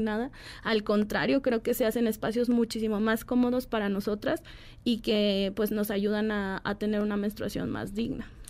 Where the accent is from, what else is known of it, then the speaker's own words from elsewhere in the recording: Guadalajara, Jalisco, Mexico; yo soy de Guadalajara